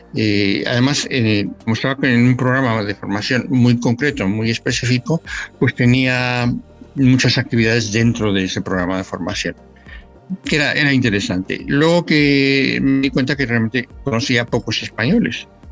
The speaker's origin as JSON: {"language": "Spanish", "region": "Mexico City", "country": "Mexico", "tie": "born or raised there", "moved": "as an adult", "lives_now": "Valladolid, Spain", "said": "nací en la Ciudad de México, eh, de hecho, viví en la Ciudad de México eh, toda mi infancia"}